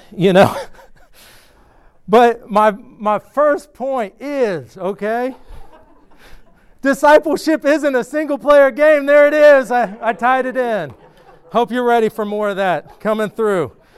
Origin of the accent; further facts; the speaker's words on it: outside of Atlanta, Georgia, United States; moved away as an adult; also born or lived in Athens, Georgia; now in Clemson, United States; I grew up outside of Atlanta and then lived in Atlanta for a while